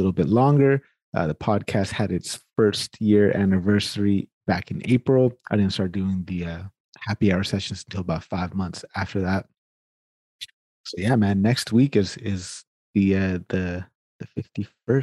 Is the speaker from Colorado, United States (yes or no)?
no; Sacramento, California, United States; now in Canada; I'm actually from Sacramento, California, born and raised in Sacramento. That's my hometown.